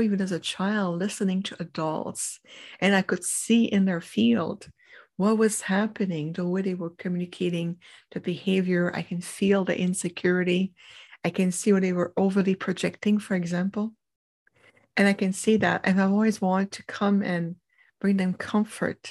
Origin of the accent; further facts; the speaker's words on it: Montreal, Quebec, Canada; first language French; English is a second language; I grew up in Canada, in Montreal, the Quebec area